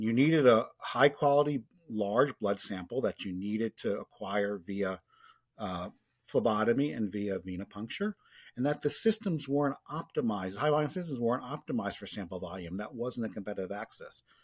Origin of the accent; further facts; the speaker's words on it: New York, United States; growing up in New York in the late eighties, early nineties